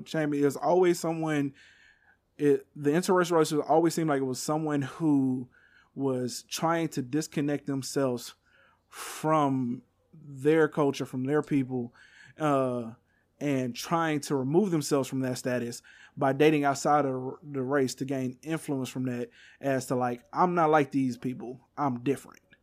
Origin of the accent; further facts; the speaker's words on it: Texas, United States; I'm from Texas